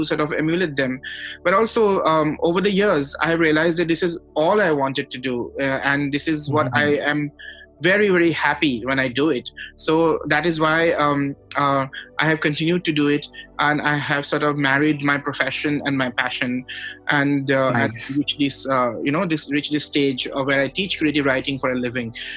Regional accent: Guwahati, Assam, India; we are both from Guwahati

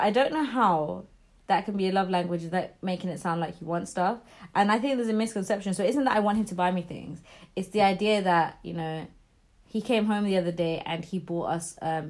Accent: London, United Kingdom; I would rather work 5 jobs and get priced out of London, because I'm a Londoner.

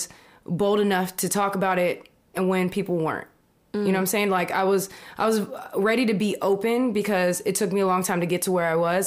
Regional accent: Sacramento, California, United States; also born or lived in Texas; I grew up in Texas, being biracial there, and then growing up in Sacramento

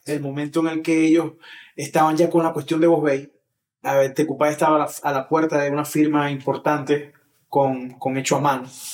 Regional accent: Maracaibo, Zulia, Venezuela; soy latino, soy maracucho y soy maravino

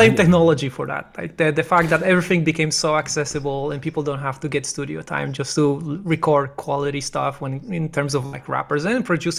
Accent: Poland; moved away; I'm originally from Poland

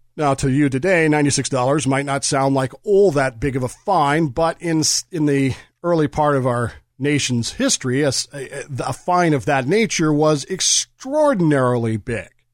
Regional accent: United States; I'm a historian, I'm an American

